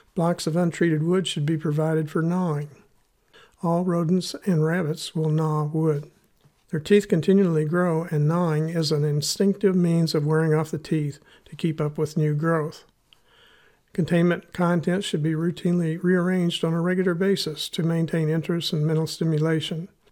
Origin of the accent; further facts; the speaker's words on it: Missouri, United States; accent: Missouri; my Missouri accent